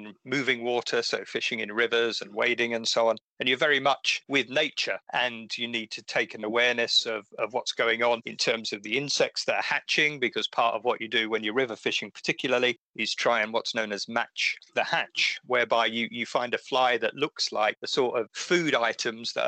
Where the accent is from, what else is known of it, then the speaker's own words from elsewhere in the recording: Essex, East of England, United Kingdom; where I grew up in Essex